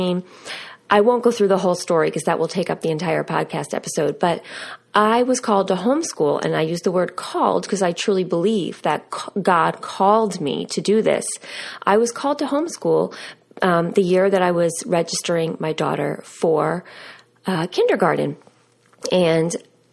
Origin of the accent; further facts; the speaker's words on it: United States; moved away; we grew up right outside of New York City